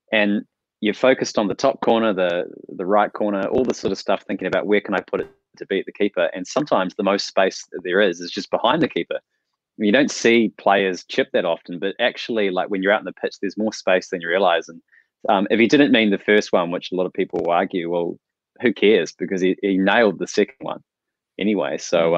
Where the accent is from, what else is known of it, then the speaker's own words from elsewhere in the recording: New Zealand; Hi guys, I'm from New Zealand. I only get New Zealand TV